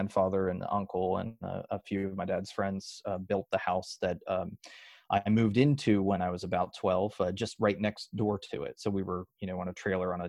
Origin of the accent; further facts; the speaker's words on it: West Virginia, United States; it was a scholarship for 8 West Virginian kids to get to go